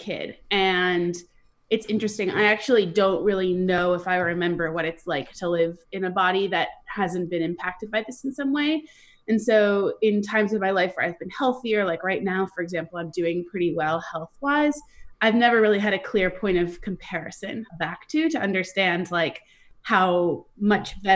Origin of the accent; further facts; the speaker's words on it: Westchester County, New York, United States; I grew up in Westchester County, which is just about an hour north of New York City.